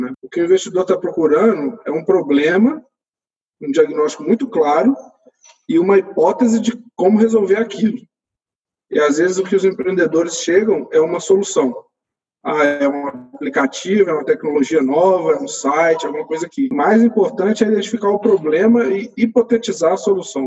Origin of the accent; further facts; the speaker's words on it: Belo Horizonte, Minas Gerais, Brazil; Eu sou de Belo Horizonte